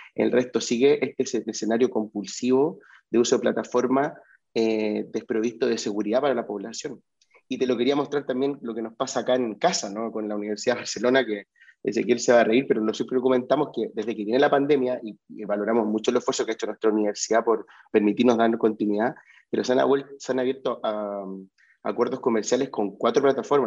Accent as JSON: {"language": "Spanish", "country": "Chile", "moved": "yes", "said": "yo como vengo de Chile"}